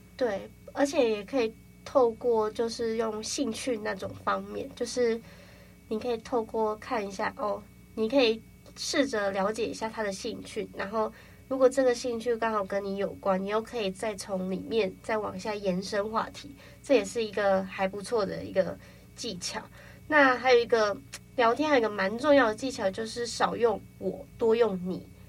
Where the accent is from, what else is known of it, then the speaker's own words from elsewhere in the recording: Kaohsiung, Taiwan; moved away as an adult; now in Taipei, Taiwan; 我是从高雄来的，就是其实我也是来台北读大学这样子